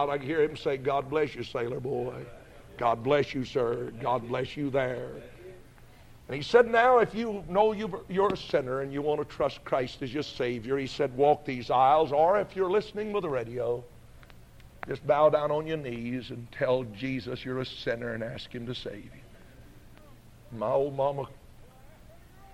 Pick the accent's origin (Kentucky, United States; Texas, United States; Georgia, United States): Georgia, United States; northeast; also born or lived in Highlands, North Carolina; We moved from Highlands down into the northeast part of the state of Georgia, where I've lived from there, or from that time until now